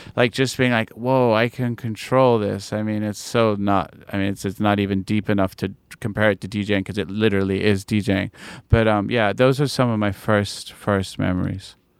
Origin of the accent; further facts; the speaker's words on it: New York, United States; also born or lived in London; I was born in London, uh, my parents are English, and then I moved to New York when I was eight. And I was pretty much, I, I consider myself a New Yorker